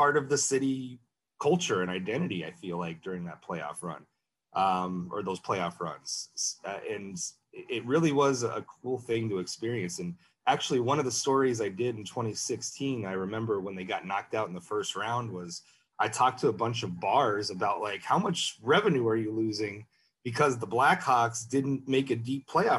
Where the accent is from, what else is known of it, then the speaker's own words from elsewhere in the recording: Wilkes-Barre, Pennsylvania, United States; moved away as an adult; now in Chicago, United States; I grew up in near Wilkes-Barre, Pennsylvania